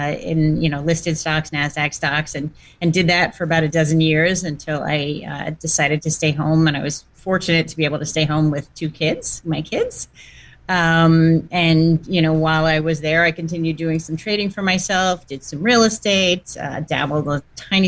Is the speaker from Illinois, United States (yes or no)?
no; New York, United States; now in New Jersey, United States; I grew up in New York and currently live in New Jersey, you know, all pretty close to Manhattan.